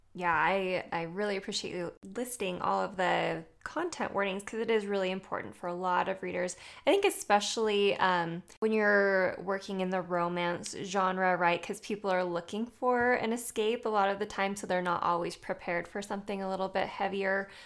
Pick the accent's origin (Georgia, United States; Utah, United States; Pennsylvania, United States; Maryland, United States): Utah, United States; I'm from Utah.